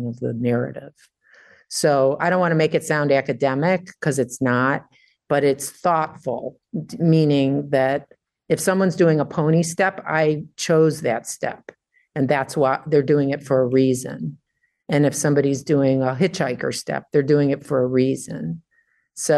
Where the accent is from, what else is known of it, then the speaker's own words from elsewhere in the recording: Detroit, Michigan, United States; I grew up in Detroit